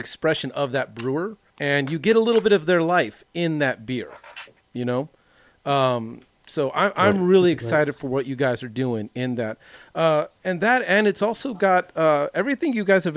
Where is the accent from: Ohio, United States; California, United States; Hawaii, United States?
California, United States; Long Beach; growing up in the Long Beach area in the late 90s, I grew up in this very conservative white